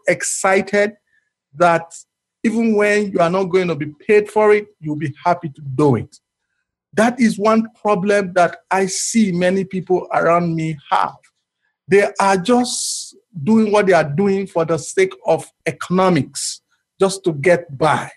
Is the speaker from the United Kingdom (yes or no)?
no; Nigeria; as a Nigerian